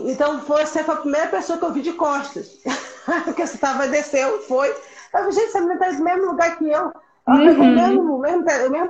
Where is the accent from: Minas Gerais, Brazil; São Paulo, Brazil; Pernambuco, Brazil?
Pernambuco, Brazil; born there; accent: mixed; Eu nasci em Pernambuco mesmo, mas o meu sotaque é misturado, sim e, e eu já passei muito bullying por isso.